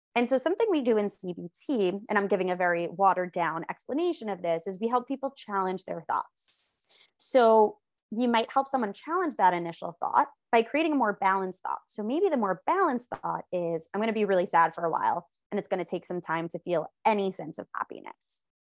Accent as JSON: {"language": "English", "region": "New York", "country": "United States", "said": "I am a New Yorker. I live, like, right outside of Manhattan"}